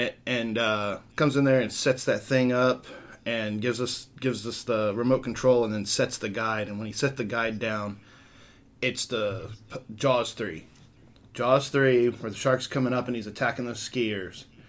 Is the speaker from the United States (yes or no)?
yes; Portland, Texas, United States; also born or lived in Houston, Texas; when I was about six and a half, seven years old, we moved from Houston, which is nowhere near the water, to Portland, which is on the water